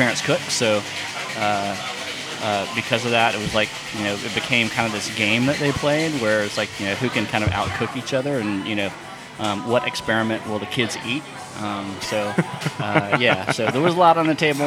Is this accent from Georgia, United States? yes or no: yes; Athens, Georgia, United States; I grew up just north of here in a little town called Athens, Georgia.